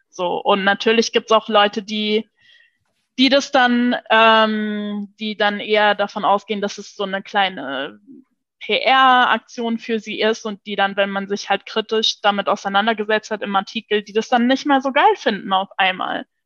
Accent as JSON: {"language": "German", "country": "Luxembourg", "tie": "born or raised there", "first_language": "Luxembourgish", "second_language": "German", "said": "Ich äh, bin ja in Luxemburg geboren und aufgewachsen auch. Und, äh, und in Luxemburg äh, wächst man halt multilingual auf."}